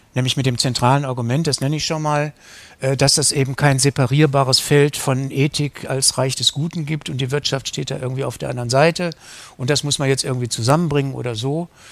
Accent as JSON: {"language": "German", "town": "Wuppertal", "region": "North Rhine-Westphalia", "country": "Germany", "tie": "born or raised there", "also_born_or_lived": "West Berlin / Kettwig, Essen", "moved": "as an adult", "lives_now": "Essen, Germany", "said": "in meiner Heimatstadt Wuppertal"}